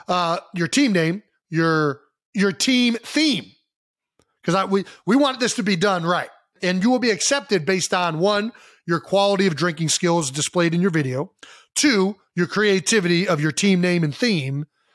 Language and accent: English; Cleveland, Ohio, United States; moved away; growing up in Cleveland, Ohio, playing hockey.